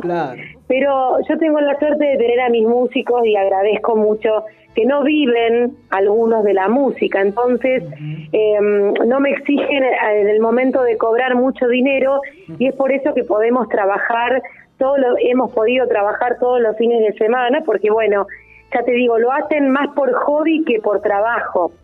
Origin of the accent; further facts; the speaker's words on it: Santa Teresa, Santa Fe, Argentina; soy de Santa Teresa. Yo estoy viviendo en este pueblo que amo desde toda mi vida, a 60 kilómetros de la ciudad de Rosario.